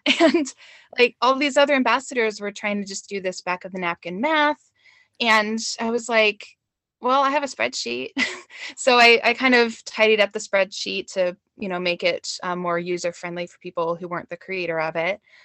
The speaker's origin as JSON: {"language": "English", "region": "Georgia", "country": "United States", "moved": "as an adult", "lives_now": "Madison, United States", "said": "I'm really from Georgia, but I've been here, oh, seventeen years"}